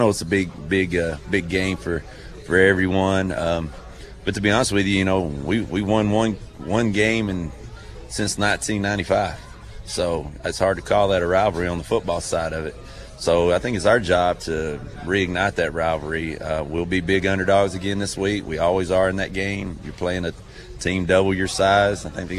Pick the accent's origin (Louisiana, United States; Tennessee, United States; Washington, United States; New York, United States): Tennessee, United States; Sparta; I grew up in Sparta as well